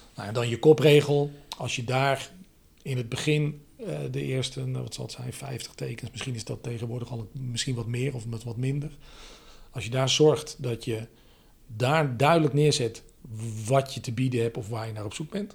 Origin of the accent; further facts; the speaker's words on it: Aalsmeer, North Holland, Netherlands; in Aalsmeer, waar ik, waar ik vandaan kom